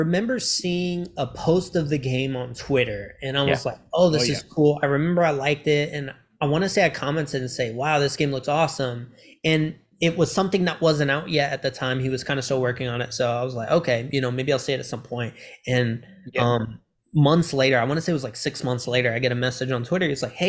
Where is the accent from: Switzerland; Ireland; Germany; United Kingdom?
Germany; born there; so my dad was in the military, so I traveled a lot from Germany. I was born in Germany.